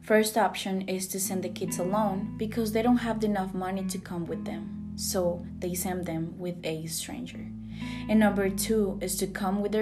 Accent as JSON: {"language": "English", "country": "Costa Rica", "moved": "yes", "said": "I'm from Costa Rica"}